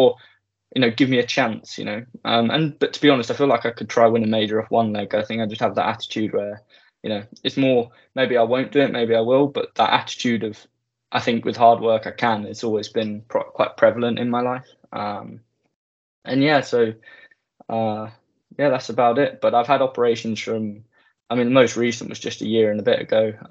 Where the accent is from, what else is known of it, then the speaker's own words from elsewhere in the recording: Sevenoaks, South East England, United Kingdom; I was born in Sevenoaks, Kent, southeast of England.